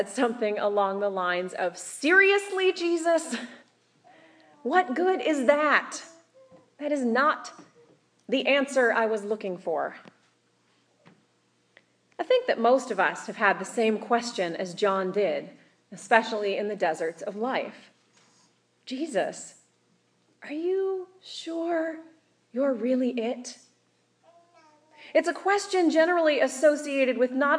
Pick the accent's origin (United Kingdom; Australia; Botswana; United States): United States; Kansas; growing up in Kansas